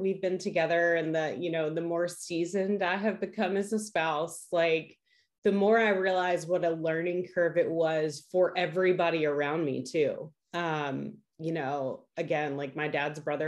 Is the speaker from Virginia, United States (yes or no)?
yes; Suffolk, Virginia, United States; I grew up in the Hampton Roads area of Virginia, but I grew up in the westernmost city of Hampton Roads